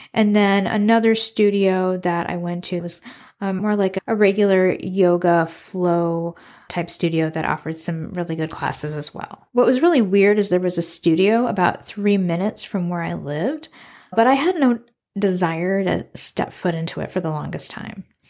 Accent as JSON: {"language": "English", "country": "United States", "tie": "born or raised there", "also_born_or_lived": "Suriname", "moved": "as an adult", "lives_now": "Iowa City, United States", "said": "I moved back to my hometown, which is the Quad Cities, a region of four cities on the Iowa, Illinois border."}